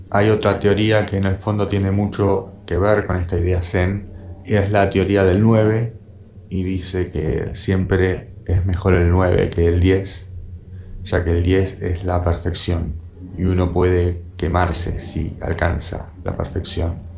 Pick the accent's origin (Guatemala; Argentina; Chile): Argentina; also born or lived in Bahía Blanca / Buenos Aires; Siendo argentino